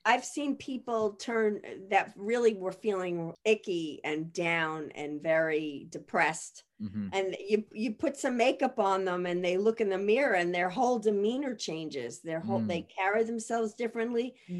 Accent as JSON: {"language": "English", "town": "Massapequa Park", "region": "New York", "country": "United States", "tie": "born or raised there", "moved": "yes", "said": "So I grew up on the South Shore. It's mm-hmm. a little town, Massapequa Park."}